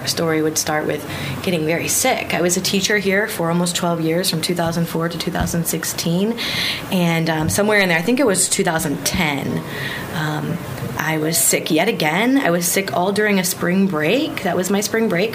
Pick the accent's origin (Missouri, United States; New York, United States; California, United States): Missouri, United States; now in Guam; I'm from Missouri